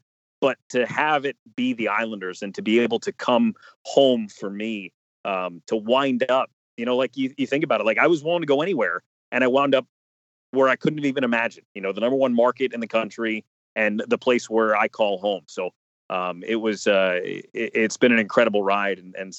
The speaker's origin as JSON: {"language": "English", "region": "New Jersey", "country": "United States", "tie": "born or raised there", "said": "I grew up in New Jersey, but I grew up in North Jersey, right outside New York City. I consider myself having grown up in the New York market."}